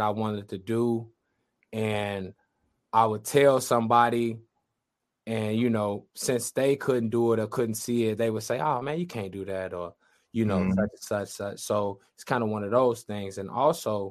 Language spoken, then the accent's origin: English; Chicago, Illinois, United States; we're from Chicago